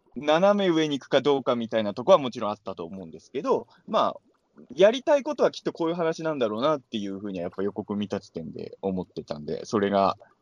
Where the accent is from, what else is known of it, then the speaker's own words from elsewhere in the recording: Ibaraki, Japan; moved away as an adult; now in Tokyo, Japan; 僕は茨城県民